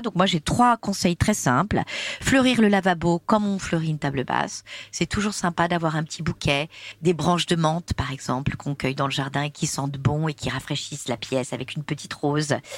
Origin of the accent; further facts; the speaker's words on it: Corsica, France; je suis corse